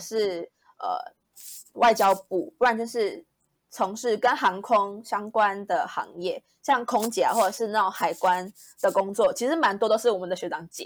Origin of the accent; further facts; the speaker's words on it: Malaysia; moved away as an adult; 我是马来西亚人